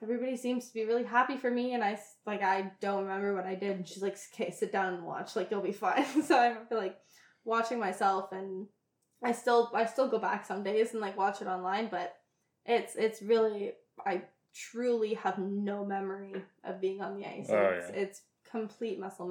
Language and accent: English; Ontario, Canada; I was from Ontario, I skated in Quebec